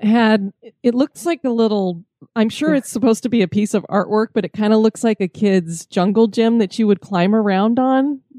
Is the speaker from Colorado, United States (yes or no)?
yes; Colorado, United States; moved away; also born or lived in California / Florida; I moved to Colorado when I was six, too.